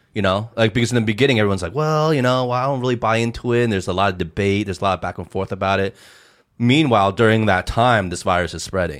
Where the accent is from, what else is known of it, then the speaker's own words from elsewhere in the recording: United States; also born or lived in Hong Kong; now in China; we're ABCs, we're English speaking, um, you know, raised in America